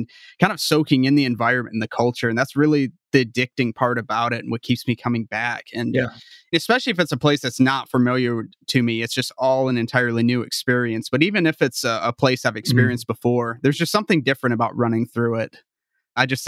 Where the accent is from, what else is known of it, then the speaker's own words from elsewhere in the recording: Michigan, United States; I'm a Michigander myself